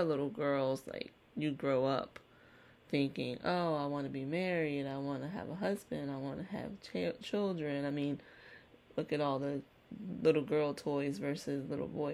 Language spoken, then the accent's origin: English; Virginia, United States; I was just a little country girl, born and raised in Virginia